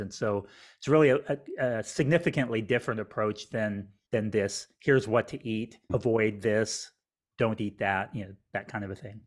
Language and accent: English; Albuquerque, New Mexico, United States; now in Houston, United States; I grew up in Albuquerque, New Mexico, which is in the United States